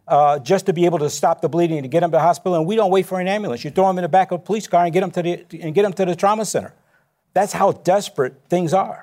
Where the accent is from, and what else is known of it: Chicago, Illinois, United States; born or raised there